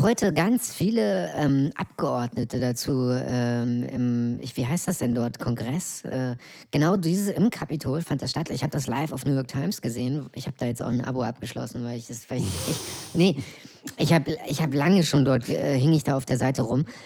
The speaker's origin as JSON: {"language": "German", "region": "East Germany", "country": "Germany", "tie": "born or raised there", "said": "mein Land, in dem ich geboren bin"}